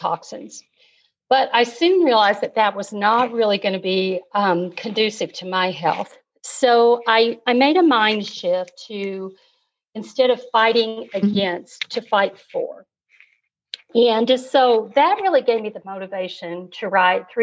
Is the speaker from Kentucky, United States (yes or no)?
yes; Kentucky, United States; also born or lived in Wyoming; my dad was transferred to Kentucky when I was about 8 years old.